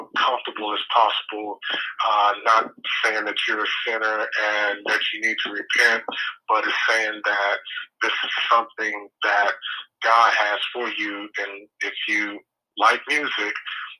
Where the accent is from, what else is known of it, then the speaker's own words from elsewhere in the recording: Biloxi, Mississippi, United States; also born or lived in Lexington, Mississippi; that's the city that my mother brought me to when I was 2 years old.